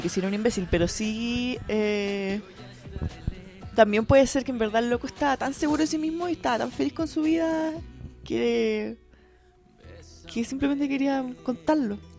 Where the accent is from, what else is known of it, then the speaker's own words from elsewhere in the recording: Chile; nosotros como chilenos nos sentimos tan poco latinos